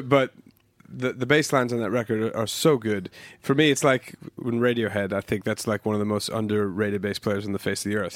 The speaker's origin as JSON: {"language": "English", "country": "United States", "tie": "born or raised there", "moved": "yes", "lives_now": "London, United Kingdom", "said": "growing up in the States"}